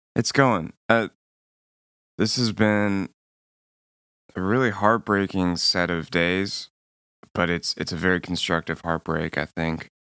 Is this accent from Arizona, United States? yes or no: no; Nashville, Tennessee, United States; moved away; away from my hometown while there were protests happening in it